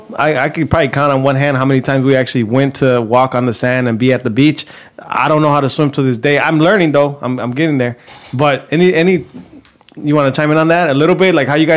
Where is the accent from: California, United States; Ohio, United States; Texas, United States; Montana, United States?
California, United States; Compton; moved away; It was badass growing up in Compton.